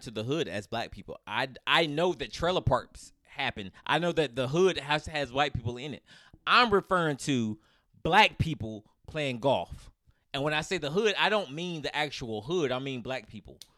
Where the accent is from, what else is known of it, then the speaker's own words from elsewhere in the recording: United States; I'm, I'm American